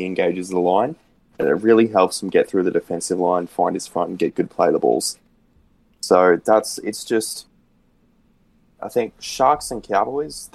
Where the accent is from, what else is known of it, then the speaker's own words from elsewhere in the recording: Queensland, Australia; as a Queenslander